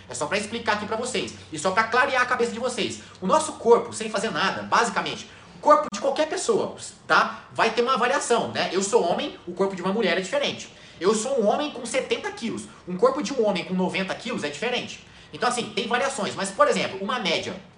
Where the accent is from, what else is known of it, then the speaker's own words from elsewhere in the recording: Machado, Minas Gerais, Brazil; moved away; also born or lived in São Paulo; Eu sou natural de São Paulo, mas eu morei em Machado. Minha infância inteira eu morei em Machado, sul de Minas